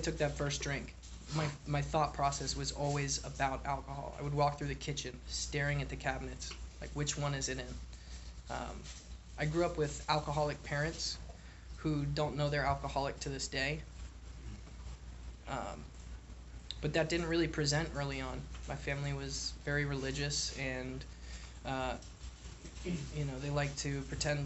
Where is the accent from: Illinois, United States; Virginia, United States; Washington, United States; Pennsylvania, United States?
Virginia, United States; Richmond; also born or lived in Buffalo, New York; I grew up in Richmond, Virginia. I was born in Buffalo, New York. I moved down there when I was two